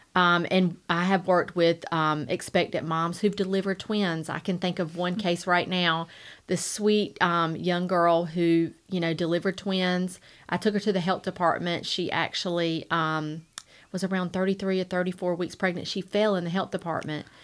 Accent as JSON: {"language": "English", "town": "Rocky Mount", "region": "North Carolina", "country": "United States", "tie": "born or raised there", "said": "I grew up here in Rocky Mount. I am a Rocky Mount native. I, born and raised here."}